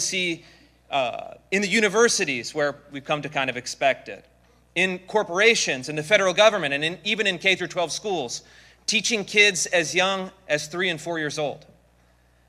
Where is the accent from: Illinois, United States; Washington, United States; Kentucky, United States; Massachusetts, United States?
Washington, United States; Seattle; I come from the Seattle, Washington area in the slightly less free state of Washington.